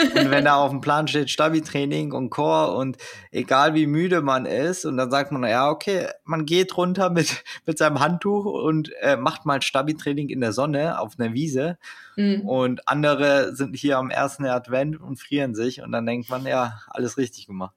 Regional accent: Germany; als Deutscher

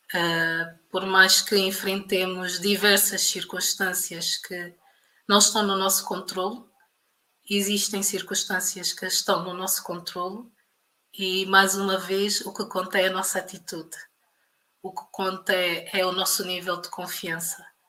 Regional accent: Portugal; moved away as an adult; also born or lived in Luanda, Angola; now in Angola; eu nasci em Luanda em 1987 ehm, e na década de, de 90 os meus pais emigraram para Portugal

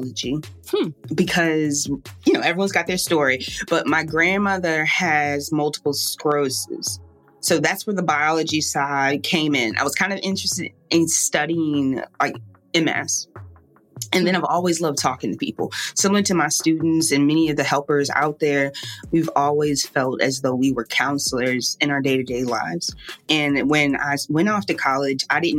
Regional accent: Richmond, Virginia, United States; now in New Orleans, United States; I'm from Richmond, Virginia, and I'm currently living down in New Orleans.

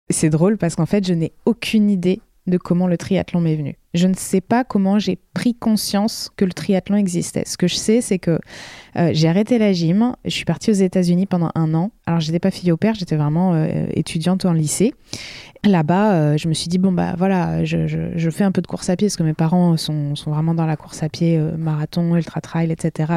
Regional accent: La Rochelle, Nouvelle-Aquitaine, France; moved away as an adult; also born or lived in United States; je suis originaire de La Rochelle

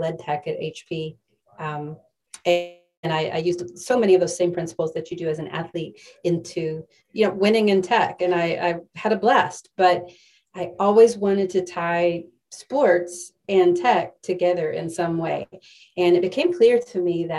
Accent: West Texas, United States; I grew up in West Texas, where sports was everything

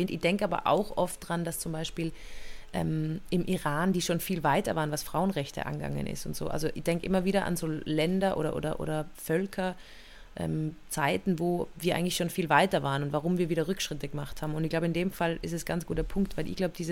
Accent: Innsbruck, Tyrol, Austria; ich bin ja in Innsbruck aufgewachsen und da war es ja in der Stadt wirklich so, dass der Kot auf die Straße raus einfach geschüttet worden

